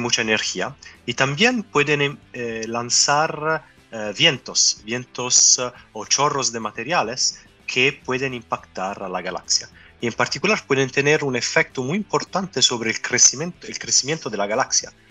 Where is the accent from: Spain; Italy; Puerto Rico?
Italy; Spanish is a second language; moved away as an adult; also born or lived in Japan; now in Chile; no soy de, de Chile, como soy italiano. Y antes de venir acá, eh, viví años en Japón